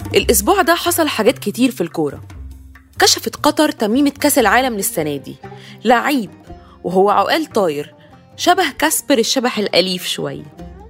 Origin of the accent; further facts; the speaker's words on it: Egypt; انا كحد مصري